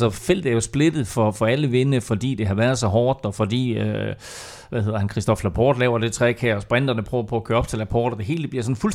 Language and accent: Danish; Jutland, Denmark; jeg er fra Jylland, jeg siger mør